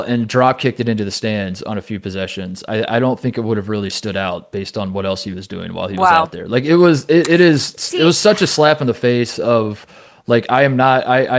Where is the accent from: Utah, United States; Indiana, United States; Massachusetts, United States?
Indiana, United States; Indianapolis; moved away; also born or lived in Ohio; my hometown of Indianapolis. I lived in Ohio for a long time